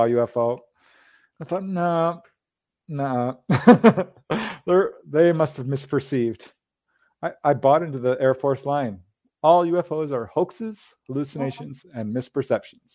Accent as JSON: {"language": "English", "town": "Los Angeles", "region": "California", "country": "United States", "said": "I am a bookkeeper from Reseda, California, former bookkeeper"}